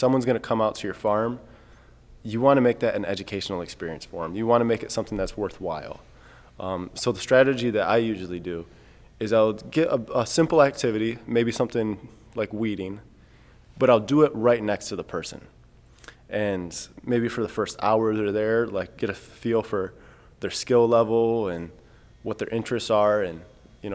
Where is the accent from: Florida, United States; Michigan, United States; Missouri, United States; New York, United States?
Michigan, United States; I'm from Michigan.